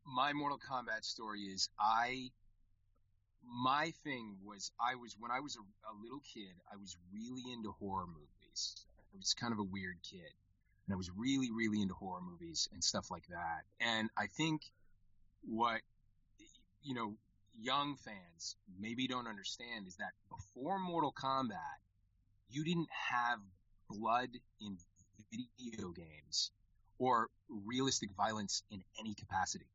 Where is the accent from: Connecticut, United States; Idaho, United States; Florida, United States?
Connecticut, United States; I grew up in Connecticut, in the state of Connecticut